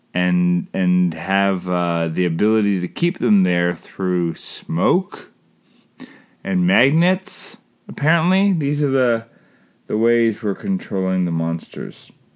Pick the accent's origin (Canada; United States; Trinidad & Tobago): Canada; I'm Canadian filmmaker